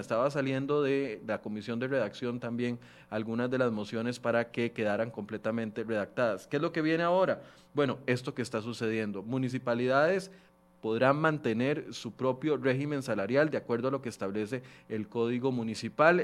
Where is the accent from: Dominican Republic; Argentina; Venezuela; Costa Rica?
Costa Rica; como buenos ticos